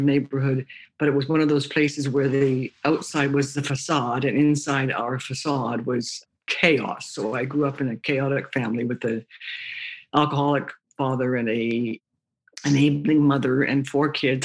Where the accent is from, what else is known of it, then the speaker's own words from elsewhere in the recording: Toronto, Ontario, Canada; I grew up in Toronto, Ontario, Canada